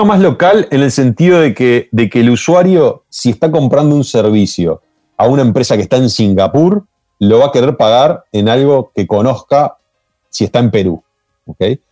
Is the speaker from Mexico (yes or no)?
no; Uruguay; los uruguayos lo asociamos